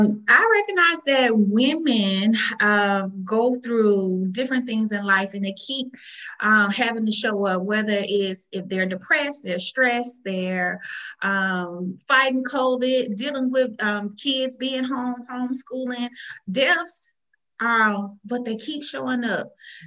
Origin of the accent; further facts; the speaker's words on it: Jackson, Mississippi, United States; moved away as an adult; now in Texas, United States; it's just old country girl from Mississippi. I'm originally from Jackson, Mississippi. I've been in Texas for the last 11 years. I came to Texas for better opportunities.